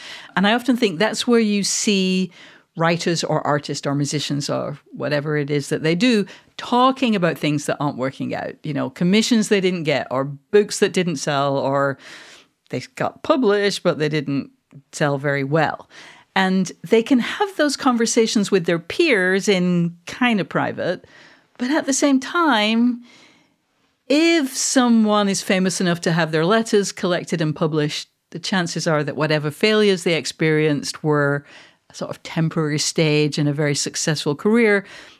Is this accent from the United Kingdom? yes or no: yes; Manchester, North West England, United Kingdom; I'm actually, just to be clear, for anyone who doesn't know, I am a Mancunian. I am not a Scot.